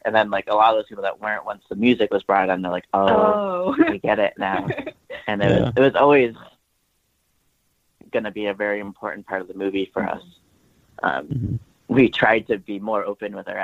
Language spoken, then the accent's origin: English; Vermont, United States; also born or lived in Boston; we are from Vermont. We love making films in Vermont.